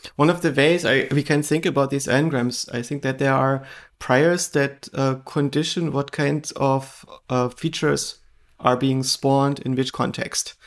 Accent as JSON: {"language": "English", "region": "eastern Germany", "country": "Germany", "tie": "born or raised there", "said": "I grew up in Eastern Germany"}